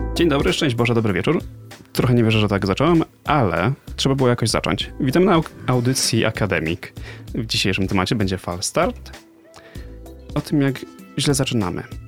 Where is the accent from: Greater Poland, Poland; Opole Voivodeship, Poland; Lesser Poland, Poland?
Greater Poland, Poland; Poznań; z Poznania